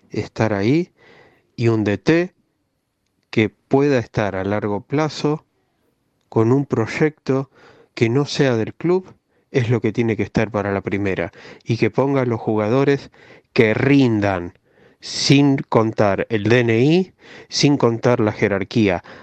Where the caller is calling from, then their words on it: Domínico, Buenos Aires Province, Argentina; Buenas tardes … de Domínico.